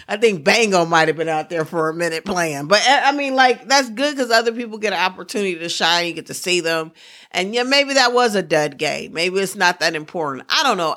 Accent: Midwest, United States; accent: Midwestern; also born or lived in Pittsburgh; I'm such a mis-, Midwesterner.

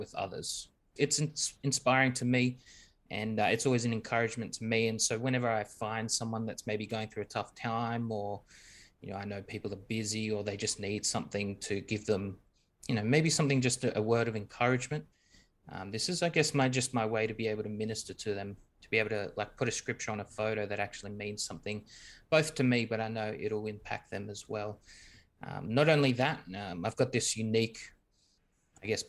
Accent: Australia; We're from Australia.

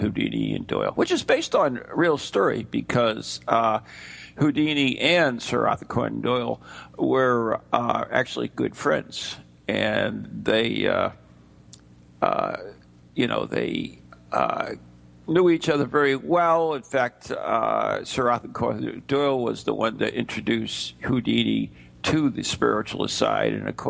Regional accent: United Kingdom; Steve is the American and I'm the Brit

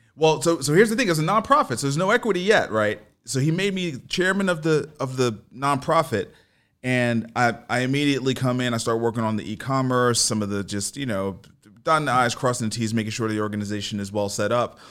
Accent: New York City, New York, United States; I grew up in New York

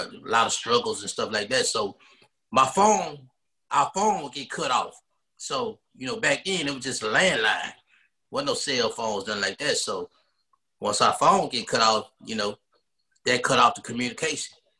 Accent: Dallas, Texas, United States; I'm from Dallas, born and raised, uh, Oak Cliff

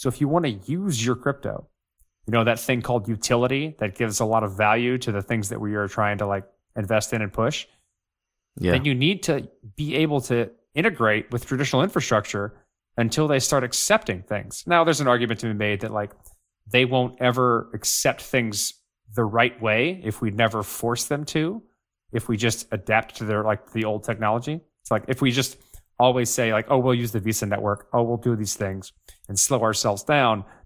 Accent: United States; I'm super American. I am like the definition of an American

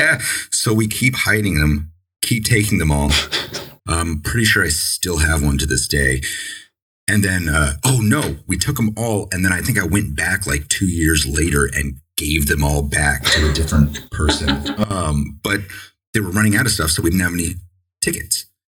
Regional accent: San Diego, California, United States; now in Maine, United States; when I was you know growing up in San Diego

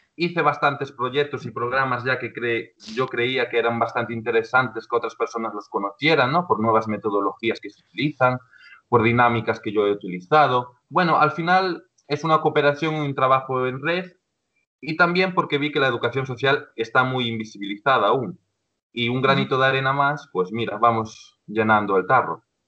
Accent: Ponteceso, Galicia, Spain; yo soy ya un hombre, de 26 años que soy de Ponteceso, ¿vale? De un pueblo de, de A Coruña. Entonces, cuando me fui del pueblo, sobre los 16 años

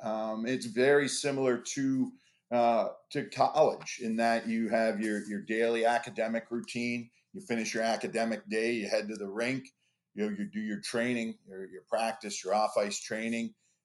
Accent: Toronto, Ontario, Canada; You know, growing up in Toronto, when you get on campus

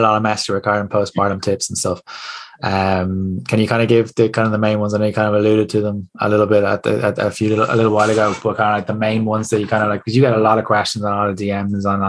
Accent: Ireland; I love being Irish

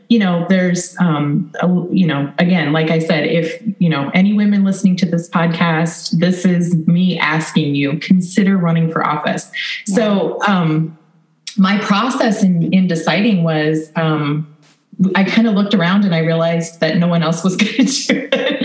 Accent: Ankeny, Iowa, United States; I'm from Ankeny, Iowa. So it's right in the middle of the state, north of our main capital city of Des Moines

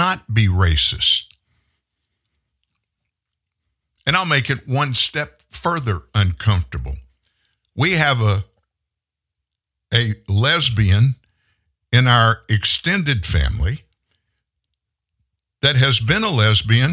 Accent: Lafayette, Louisiana, United States; also born or lived in Houston, Texas; now in Shreveport, United States; I was born in Houston, Texas, a suburb of Houston. When I was 4, my family moved to South Louisiana

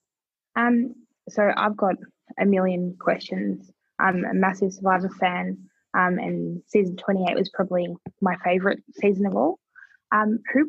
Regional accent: Melbourne, Victoria, Australia; I'm from Melbourne.

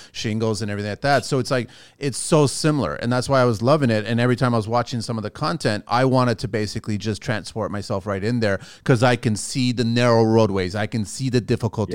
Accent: Azores, Portugal; now in Canada; I'm from the Azores

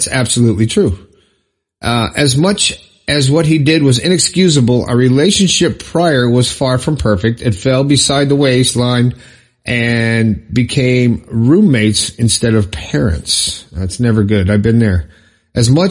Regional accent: Florida, United States; Inverness, Florida, my home state

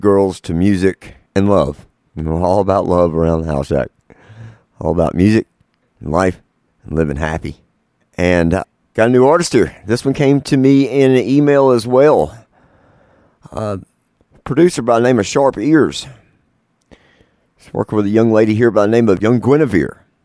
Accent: North Carolina, United States; I'm from North Carolina

